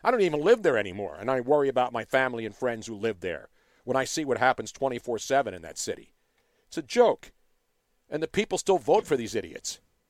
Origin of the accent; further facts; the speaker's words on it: Philadelphia, Pennsylvania, United States; That's what bothers me as a Philadelphian.